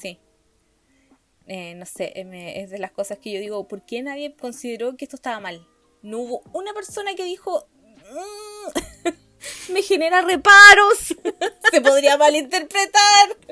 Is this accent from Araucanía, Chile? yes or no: yes; Temuco, Araucanía, Chile; born or raised there; now in Santiago, Chile